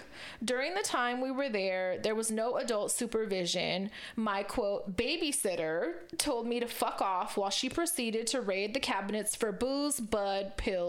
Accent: Corning, California, United States; I was raised in Corning, California.

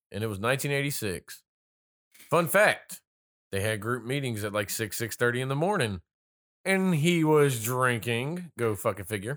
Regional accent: North Carolina, United States; accent: little country accent; I'm originally born and raised in North Carolina.

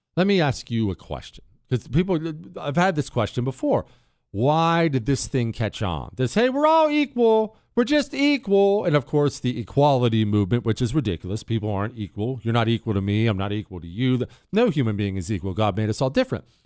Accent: United States; as an American, as somebody who absolutely adores my country

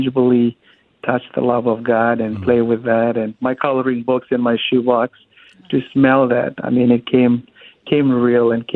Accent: Fiji; moved away; I grew up in Fiji.

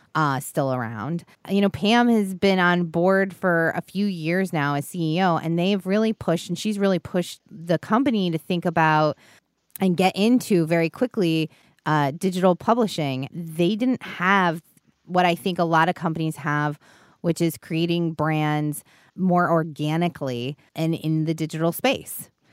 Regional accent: New York City, New York, United States; as a New Yorker, as New Yorkers

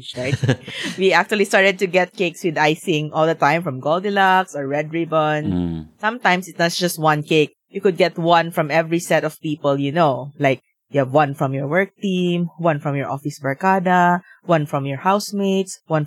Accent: Philippines; being a Filipino adult with a job

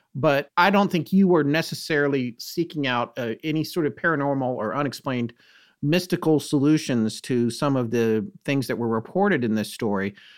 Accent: North Carolina, United States; moved away as an adult; also born or lived in New York / Bucks County, Pennsylvania; my wife and I used to live in New York, and we had a place in Bucks County, Pennsylvania, but we're from North Carolina

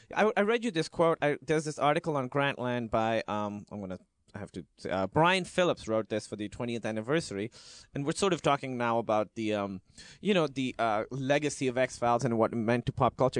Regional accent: Karachi, Sindh, Pakistan; I grew up in Karachi, Pakistan, which is a big city, but it felt like a small town

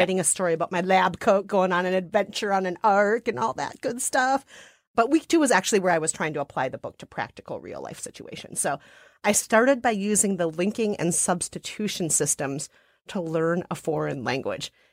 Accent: Minnesota, United States; Minnesota, my home state

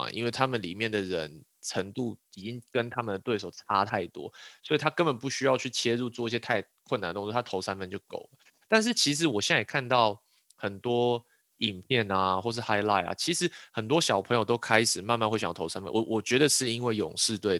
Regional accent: Yilan County, Taiwan; 比如说我宜兰人，宜兰要打四四的哦

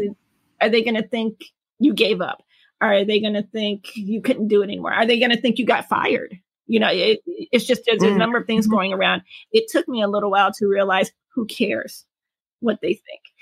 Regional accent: Detroit, Michigan, United States; born and raised in Detroit, Michigan

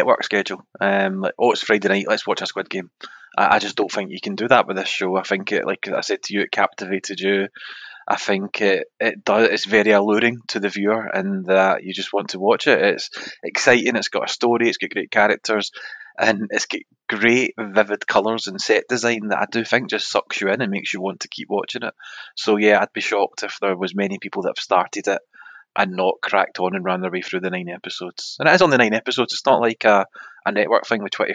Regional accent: Scotland, United Kingdom; we're Scottish

